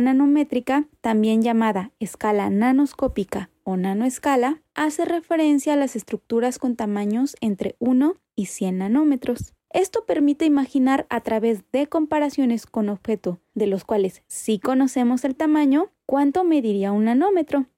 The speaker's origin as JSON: {"language": "Spanish", "region": "Guanajuato", "country": "Mexico"}